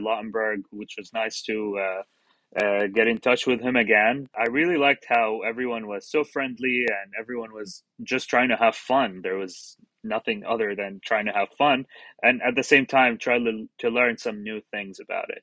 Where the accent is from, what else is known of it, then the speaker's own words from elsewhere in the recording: Qatar; moved away as an adult; also born or lived in Jordan / Florida, United States; now in Charleston, United States; I'm originally from Jordan, uh, and I grew up in Qatar.